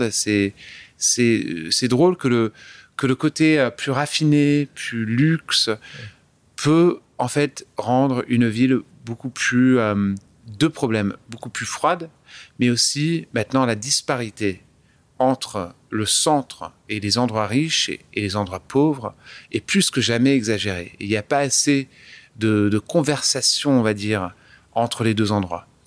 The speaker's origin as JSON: {"language": "French", "country": "France", "accent": "French", "said": "J'ai un accent français"}